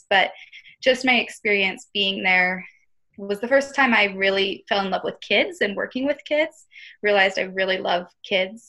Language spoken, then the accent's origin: English; Newport, Washington, United States; I grew up in Newport, Washington, which is about an hour north of Spokane